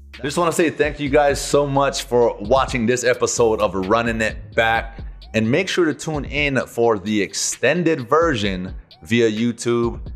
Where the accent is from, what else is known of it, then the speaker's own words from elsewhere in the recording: Hawaii, United States; growing up in Hawaii